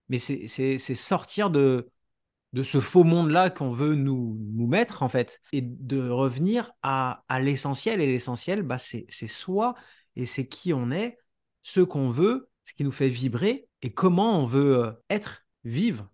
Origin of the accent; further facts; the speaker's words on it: France; now in Canada; je suis français de base, même si je suis parti a euh, 9 ans et demi au Canada.